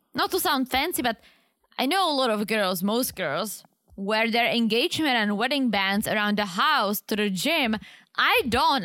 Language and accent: English; Czechia; moved away; I was a teenager in Czech